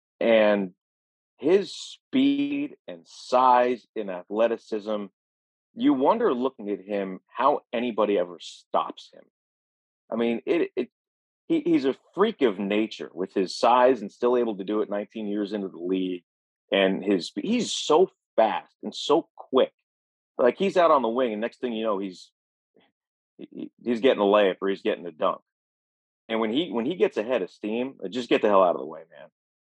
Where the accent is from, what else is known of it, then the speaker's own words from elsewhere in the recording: New York, United States; as a guy who grew up in New York, like, it's in my blood to hate everything out of Boston